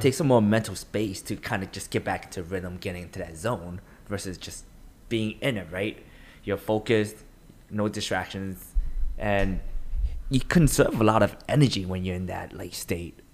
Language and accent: English; New York City, New York, United States; I'm New Yorker, like raised